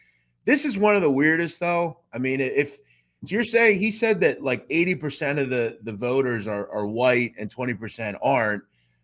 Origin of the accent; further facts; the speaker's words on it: Philadelphia, Pennsylvania, United States; I'm from the Philly area.